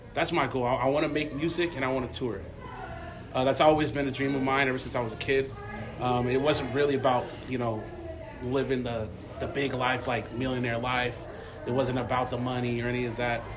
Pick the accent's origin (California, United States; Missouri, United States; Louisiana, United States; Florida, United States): California, United States; Torrance; Torrance, California